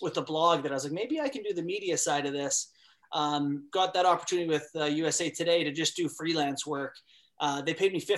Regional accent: Canada; moved away; also born or lived in Alaska; growing up in Canada and then living in Alaska

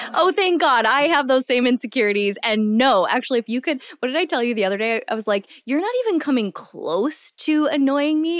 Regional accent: Midwest, United States; growing up in the Midwest

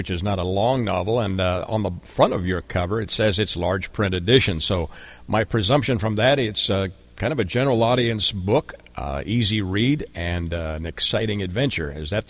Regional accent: Canada; I grew up in Canada in a rural setting.

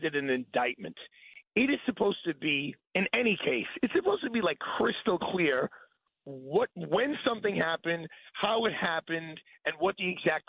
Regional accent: New York City, New York, United States; I'm a New Yorker

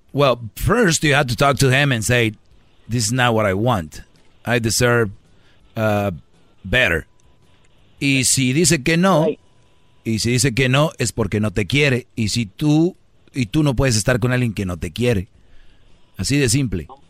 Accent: Mexico; somos paisanos del mismo país

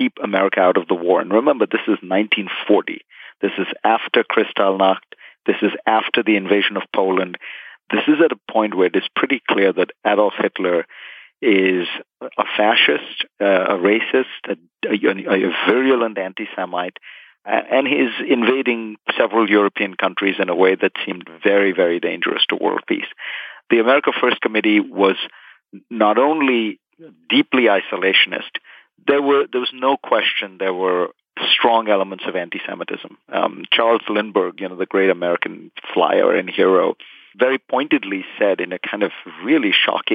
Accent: India; moved away as an adult; now in United States; I grew up in India

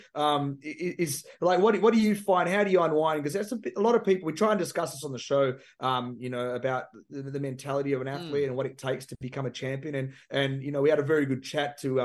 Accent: Perth, Western Australia, Australia; I grew up in Perth, Western Australia.

